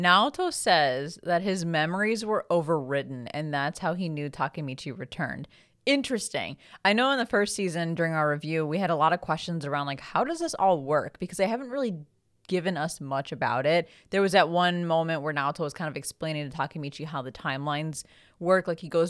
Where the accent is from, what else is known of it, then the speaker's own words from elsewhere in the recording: Philippines; I know the Philippines thing was pretty exciting for us because we're both Filipino.